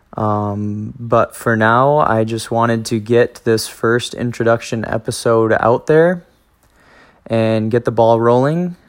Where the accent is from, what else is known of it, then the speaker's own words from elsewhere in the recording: Spring Green, Wisconsin, United States; also born or lived in La Crosse, Wisconsin / Monona, Wisconsin; I grew up in Spring Green, Wisconsin